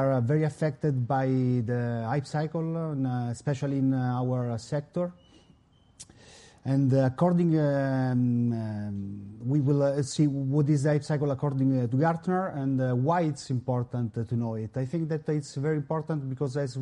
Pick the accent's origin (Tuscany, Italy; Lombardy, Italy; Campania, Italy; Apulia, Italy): Lombardy, Italy; Milan; I come from Italy, Milano.